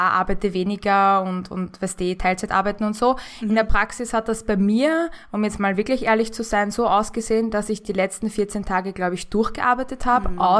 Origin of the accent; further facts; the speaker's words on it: Vienna, Austria; accent: Viennese; moved away as an adult; now in Germany; gebürtige Wienerin, lebe allerdings seit knapp vier Jahren in Deutschland. Vielleicht hört man das auch schon ein bisschen so, dass ich so den Wiener ähm, Dialekt abgelegt habe, wenn ich so das S so weich ausspreche.